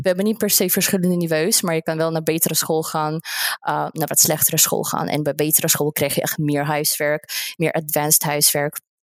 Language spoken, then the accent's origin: Dutch; Russia; Dutch is a second language; moved away as an adult; now in Netherlands; ik kom uit Rusland